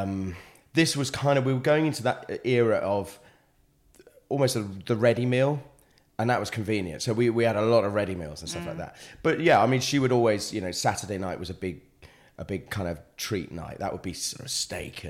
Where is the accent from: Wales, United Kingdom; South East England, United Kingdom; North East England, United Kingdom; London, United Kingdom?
Wales, United Kingdom; also born or lived in Buckinghamshire; growing up in Wales